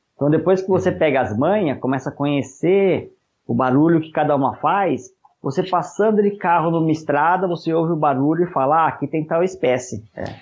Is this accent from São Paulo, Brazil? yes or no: yes; Matão, São Paulo, Brazil; also born or lived in São Carlos / Jaboticabal; Eu sou lá do interior de São Paulo, de uma cidade chamada Matão.